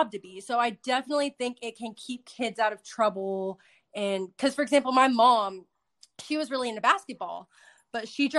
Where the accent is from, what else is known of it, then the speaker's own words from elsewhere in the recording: Dallas, Texas, United States; my hometown, Dallas.